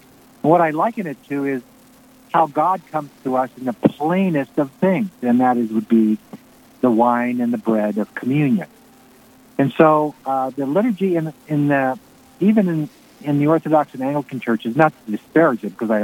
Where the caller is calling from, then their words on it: Nebraska, United States; From the middle of Nebraska, York County. I'm on my way with my wife to visit a daughter, son-in-law, and grandchildren.